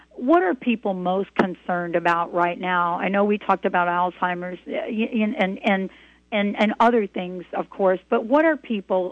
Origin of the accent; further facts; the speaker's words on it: New Jersey, United States; now in Washington, United States; I'm from New Jersey